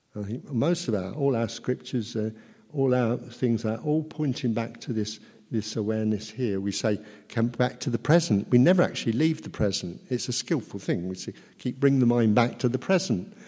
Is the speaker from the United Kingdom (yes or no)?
yes; Luton, East of England, United Kingdom; from Luton, educated in Luton.